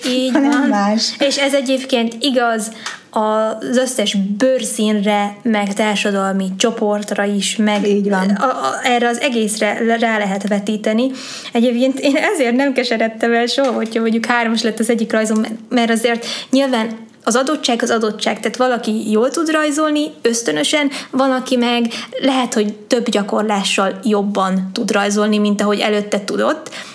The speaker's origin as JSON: {"language": "Hungarian", "town": "Sárvár", "region": "Vas", "country": "Hungary", "tie": "born or raised there", "also_born_or_lived": "Pécs", "moved": "yes", "said": "egy kis városban, ahol én is felnőttem"}